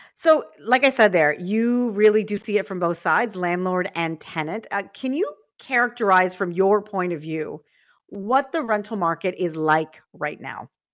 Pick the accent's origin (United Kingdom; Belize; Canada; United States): Canada; Toronto, Ontario; I grew up in Scarborough